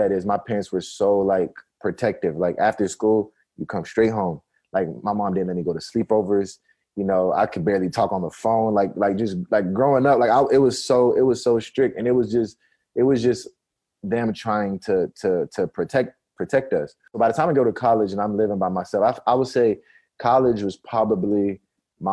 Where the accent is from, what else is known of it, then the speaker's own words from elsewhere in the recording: Nigeria; born there; I'm like African American, but I was born in Nigeria. So like my parents, like I'm 100% African.